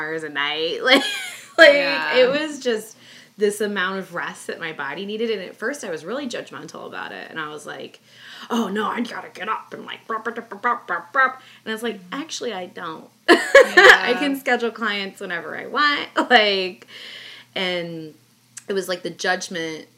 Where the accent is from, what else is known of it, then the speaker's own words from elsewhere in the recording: Midwest, United States; I grew up in the Midwest, too